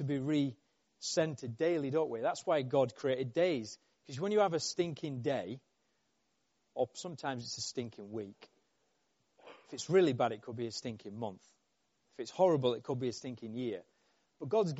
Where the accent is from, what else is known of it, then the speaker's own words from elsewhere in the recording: Yorkshire and the Humber, United Kingdom; I'm from Yorkshire